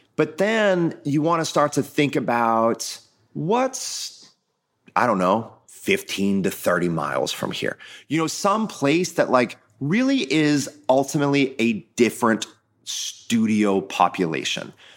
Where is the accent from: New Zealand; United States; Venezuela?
United States; Midwest; I grew up in the Midwest with a family who ran a family-owned business